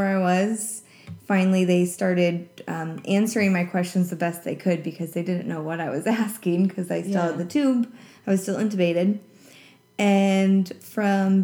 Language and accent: English; Centralia, Washington, United States; now in Seattle, United States; my hometown, Centralia